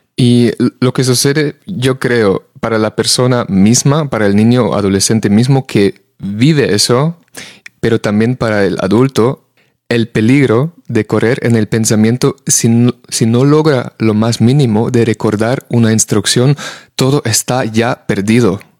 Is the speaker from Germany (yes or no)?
yes; Germany; now in Spain; en el país de donde vengo yo, en Alemania